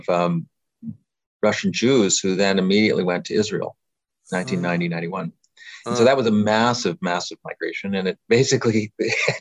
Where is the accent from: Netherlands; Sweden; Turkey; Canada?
Canada; moved away; I grew up in Canada